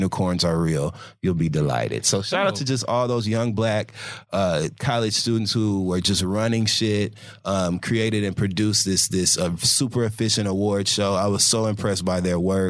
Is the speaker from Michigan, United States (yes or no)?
yes; Michigan, United States; I'm from Michigan. So my dad worked in the automotive industry for my whole damn life